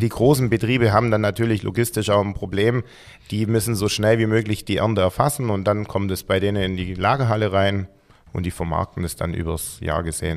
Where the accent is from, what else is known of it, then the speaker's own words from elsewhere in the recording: Gerstetten, Swabian Jura, Baden-Württemberg, Germany; also born or lived in Heidenheim; ich komme eigentlich ursprünglich ähm, von Gersten, also von der Alp